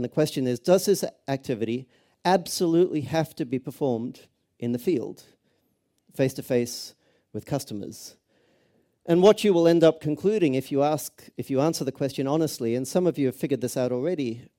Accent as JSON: {"language": "English", "country": "Australia", "tie": "born or raised there", "also_born_or_lived": "Cambridge", "lives_now": "Los Angeles, United States", "said": "I was actually born not too far from here in Cambridge, so that's the accent. I grew up in Australia, live in Los Angeles."}